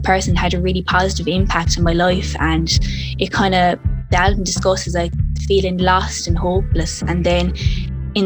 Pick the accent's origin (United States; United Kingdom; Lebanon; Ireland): Ireland; Clonmel, Munster; I'm from Clonmel in County Tipperary, Ireland. It's a small town growing up.